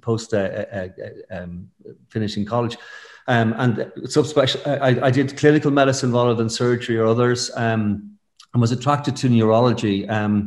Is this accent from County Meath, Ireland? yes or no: yes; Stamullen, County Meath, Ireland; moved away as an adult; also born or lived in Fontainebleau / Geneva; I'm from the country. I grew up in County Meath, in a place called Stamullen